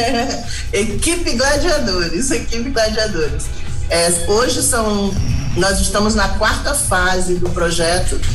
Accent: Rio de Janeiro, Brazil; moved away as an adult; now in Mombaça, Brazil; eu sou do Rio de Janeiro

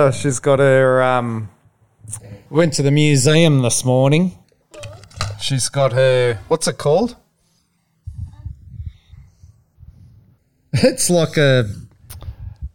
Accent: Blue Mountains, New South Wales, Australia; growing up in the Blue Mountains, yeah, we used to get some huge bushfires up there.

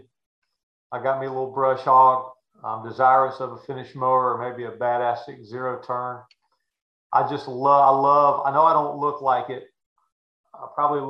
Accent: Chapel Hill, North Carolina, United States; growing up in Chapel Hill, North Carolina

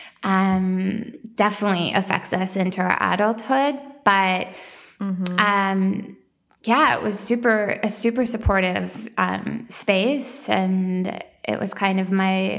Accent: small town outside Edmonton, Alberta, Canada; now in Toronto, Canada; I grew up in, a small town in Alberta. So Alberta, Canada. And it was just outside of the capital, Edmonton

